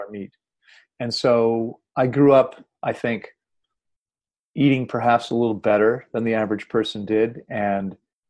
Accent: Washington, District of Columbia, United States; I'm originally from Washington, D.C., and I grew up in a family with three sisters and myself

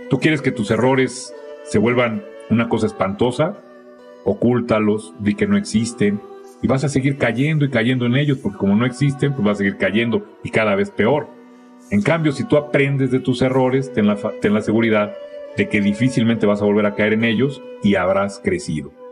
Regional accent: Mexico; Y entonces hemos aprendido como mexicanos a ser tapaderas de nuestros errores.

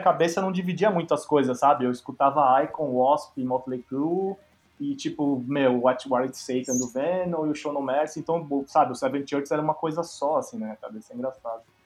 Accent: São Paulo, Brazil; Eu sou de São Paulo, então eu tive a sorte, assim, na real, de, putz, meu pai, meu pai e minha mãe, minha casa era bem musical

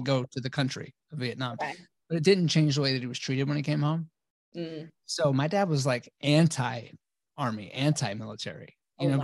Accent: Baltimore, Maryland, United States; now in Ponte Vedra Beach, United States; I grew up, yeah, Maryland, Baltimore

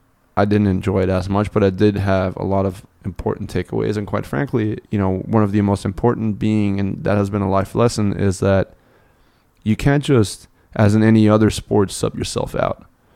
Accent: Munich, Bavaria, Germany; So I grew up in Munich.

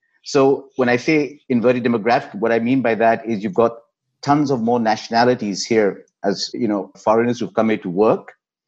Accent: Nigeria; moved away as an adult; also born or lived in United Kingdom; now in Dubai, United Arab Emirates; My late parents were from Pakistan. I grew up in African Nigeria, then went to the UK for higher education, then joined the Japanese in the UK.

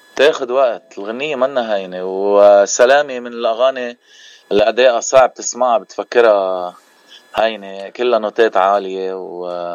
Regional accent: Bejjeh, Keserwan-Jbeil, Lebanon; now in Cleveland, United States; نحن من منطقه جبال المنطقه الضيعه يعني ضيعتي هي بجه

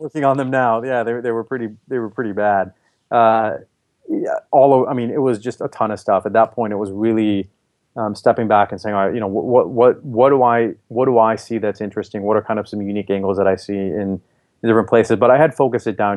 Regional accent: Minnesota, United States; moved away as an adult; also born or lived in Boston; now in Bay Area, United States; I grew up in Minnesota, went to school in Boston

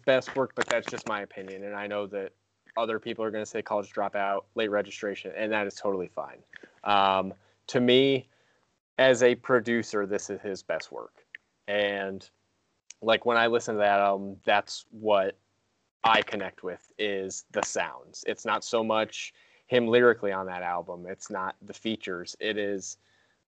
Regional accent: Ashville, Ohio, United States; my hometown, Asheville, Ohio

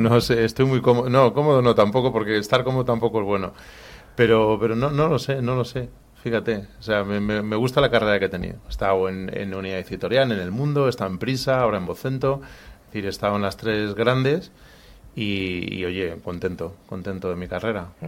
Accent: Madrid, Community of Madrid, Spain; nací en Madrid

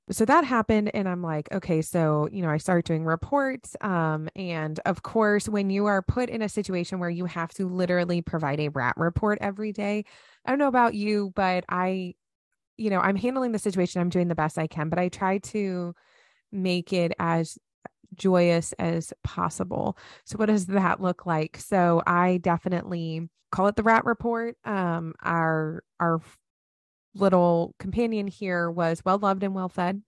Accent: United States; moved away; as an American. One, I absolutely love being an American

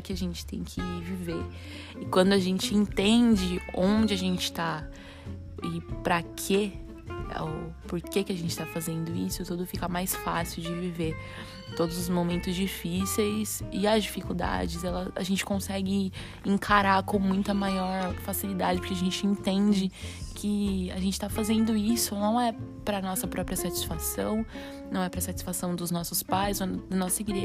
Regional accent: Campinas, São Paulo, Brazil; eu sou de Campinas, São Paulo

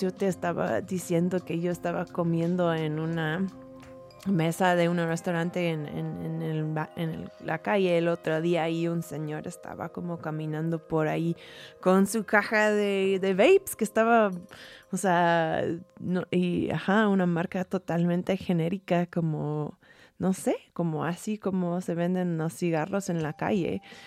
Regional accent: San Francisco, California, United States; yo soy de San Francisco.

